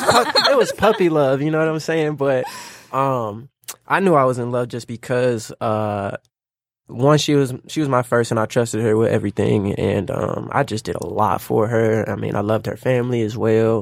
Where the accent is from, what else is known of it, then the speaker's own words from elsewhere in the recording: Lansing, Michigan, United States; now in Detroit, United States; I'm from Lansing, currently living in Detroit.